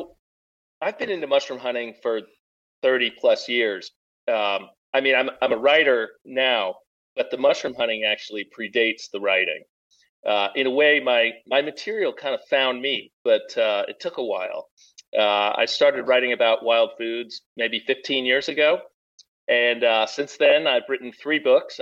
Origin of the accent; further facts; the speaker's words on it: New England, United States; moved away as an adult; now in Pacific Northwest, United States; I grew up in New England